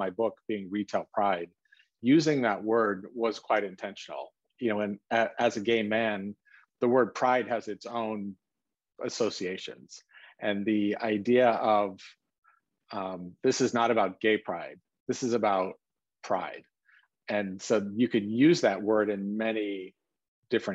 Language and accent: English; South Lake Tahoe, California, United States; I grew up in South Lake Tahoe, Northern California, on the California side